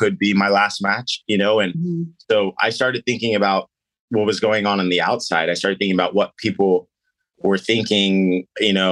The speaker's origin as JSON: {"language": "English", "area": "Missouri Valley", "region": "Midwest", "country": "United States", "tie": "born or raised there", "said": "we grew up in the Missouri Valley"}